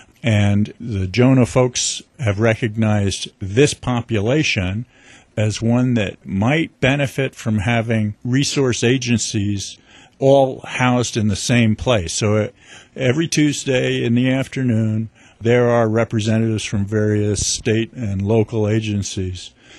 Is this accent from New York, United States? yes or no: yes; New York, United States; but I grew up in New York. My dad worked for the United Nations. He was a career civil servant. So I grew up kind of in a middle class kind of community, bedroom community to New York City.